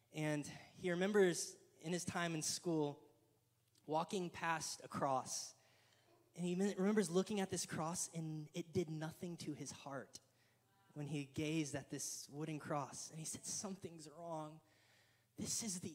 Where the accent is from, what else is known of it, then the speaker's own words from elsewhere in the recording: Killeen, Texas, United States; our hometown where we grew up in Killeen